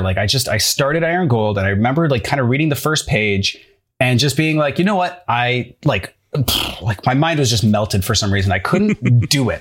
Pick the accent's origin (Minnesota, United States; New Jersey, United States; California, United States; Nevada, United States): Minnesota, United States; St. Cloud; moved away as an adult; now in Brooklyn, United States; I'm from Saint Cloud, Minnesota